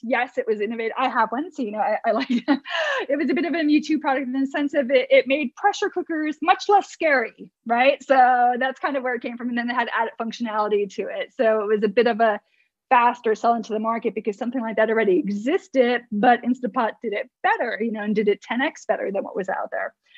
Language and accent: English; New Jersey, United States; moved away as an adult; also born or lived in Manhattan, New York / England; I'm from the states, born and bred in New Jersey, East Coast